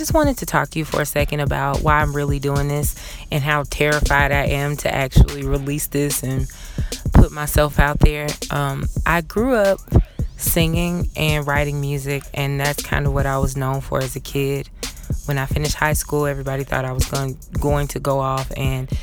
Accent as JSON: {"language": "English", "town": "Atlanta", "region": "Georgia", "country": "United States", "tie": "born or raised there", "said": "growing up in a city like Atlanta. I am from the South. I'm born and raised here."}